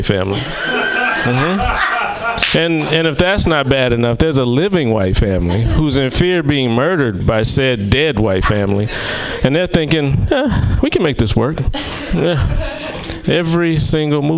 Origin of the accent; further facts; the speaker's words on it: the South, United States; I am from the South